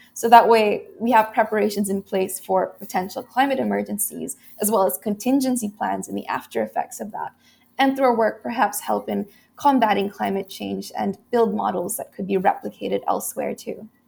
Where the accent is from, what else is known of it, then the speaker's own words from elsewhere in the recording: Philippines; this typhoon had destroyed about eighty percent of agricultural land in my hometown